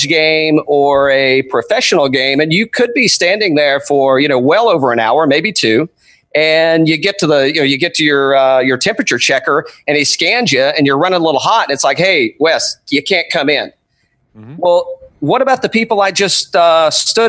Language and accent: English; East Tennessee, United States; moved away; I'm originally from East Tennessee